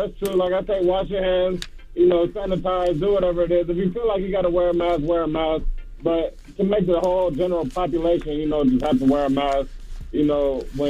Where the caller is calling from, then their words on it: Savannah, Georgia, United States; I'm calling from the Savannah area.